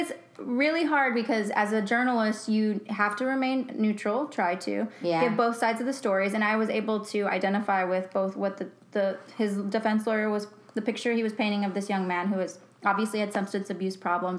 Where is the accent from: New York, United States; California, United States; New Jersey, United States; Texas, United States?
Texas, United States; Lubbock; my hometown of Texas, Lubbock, Texas